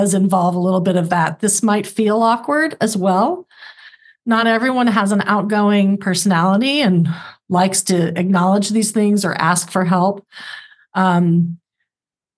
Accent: Oklahoma, United States; moved away; also born or lived in California; I lived in California, but I'm from Oklahoma

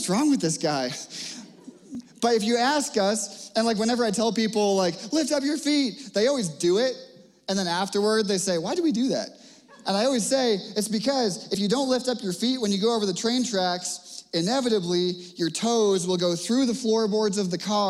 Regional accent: Cape Cod, Massachusetts, United States; now in Littleton, United States; When I was growing up on Cape Cod

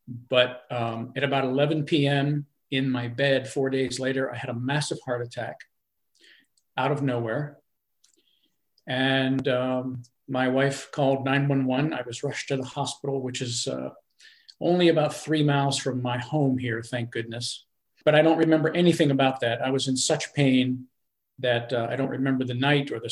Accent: Pennsylvania, United States; now in North Carolina, United States; my hometown of Pennsylvania

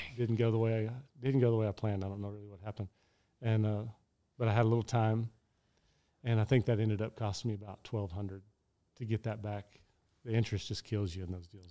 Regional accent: Odessa, Texas, United States; my hometown rodeo, that's right by, over by Midland

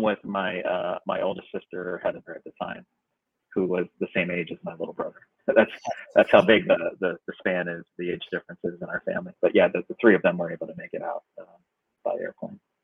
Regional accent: United States; also born or lived in Vietnam; growing up in America

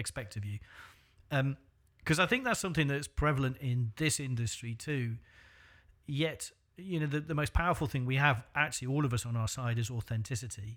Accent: North Wales, United Kingdom; I came from North Wales

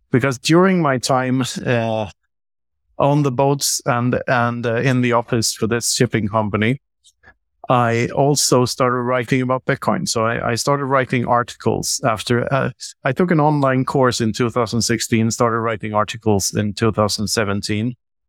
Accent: Sweden; also born or lived in Mozambique / Tanzania; I'm 47 years old. I grew up in Sweden and a handful of other countries. I lived for half a year in Mozambique and a couple of years in Tanzania.

